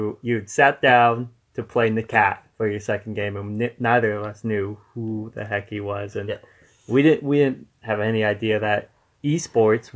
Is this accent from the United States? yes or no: yes; New England, United States; We're from New England